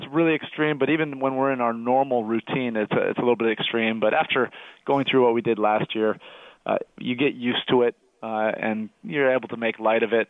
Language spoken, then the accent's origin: English; Oregon, United States; growing up in Oregon